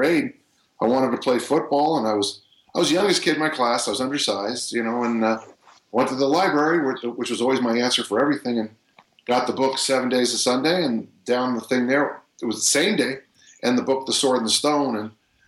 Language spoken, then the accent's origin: English; South San Francisco, California, United States; I was born and raised in South San Francisco, California